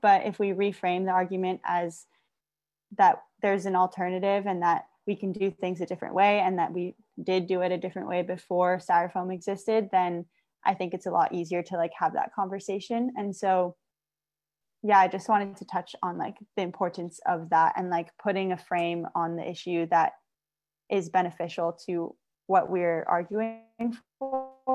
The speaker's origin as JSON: {"language": "English", "region": "Hawaii", "country": "United States", "tie": "born or raised there", "also_born_or_lived": "San Luis Obispo, California", "moved": "as an adult", "said": "growing up in Hawaii"}